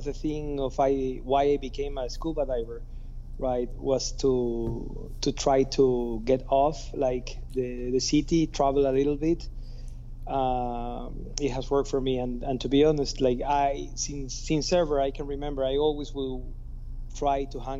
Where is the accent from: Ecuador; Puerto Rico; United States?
Ecuador; Guayaquil, Guayas; So I'm born and raised in Ecuador.